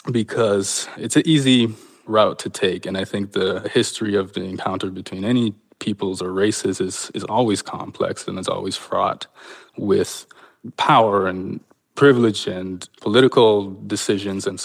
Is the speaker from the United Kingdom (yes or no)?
no; Canada; born or raised there